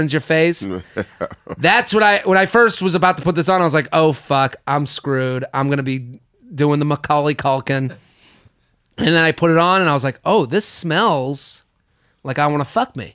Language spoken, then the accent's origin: English; Needham, Massachusetts, United States; moved away; I'm from Needham